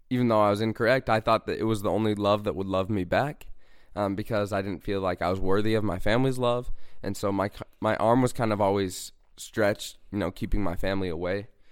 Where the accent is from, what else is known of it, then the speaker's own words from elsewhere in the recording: Bountiful, Utah, United States; I'm from Bountiful, Utah